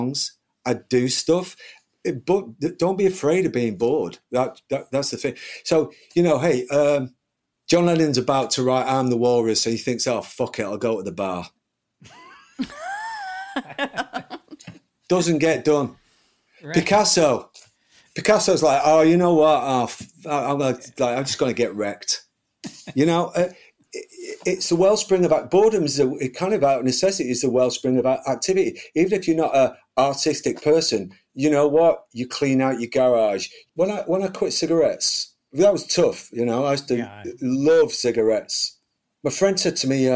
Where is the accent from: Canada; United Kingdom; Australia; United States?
United Kingdom; being a British kid